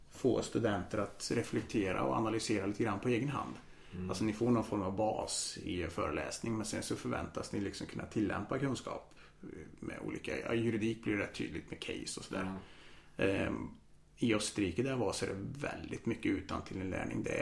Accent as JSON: {"language": "Swedish", "town": "Karlstad", "region": "Värmland", "country": "Sweden", "tie": "born or raised there", "also_born_or_lived": "Vienna, Austria", "said": "Wien. Flyttade till Sverige när jag var sju. Har bott här sedan dess. Är väl egentligen kan man säga Karlstad-kille från början. Jag har bott i Karlstad hela mitt vuxna liv förutom när jag pluggade utomlands."}